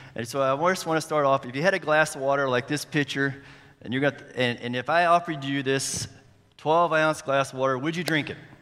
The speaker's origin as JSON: {"language": "English", "town": "Charleston", "region": "West Virginia", "country": "United States", "moved": "as an adult", "lives_now": "Colombia", "said": "I am from Charleston, West Virginia. Sorry for the accent"}